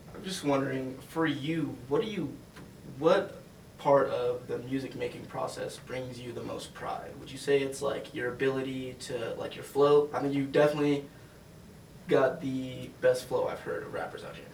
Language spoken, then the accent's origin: English; Denver, Colorado, United States; I'm from Denver